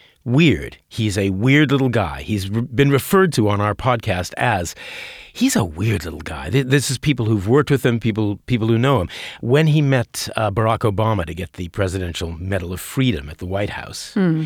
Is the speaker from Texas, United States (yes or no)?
no; Minnesota, United States; because I'm from about 200 miles north of where …'s from. So I'm also from the North Country.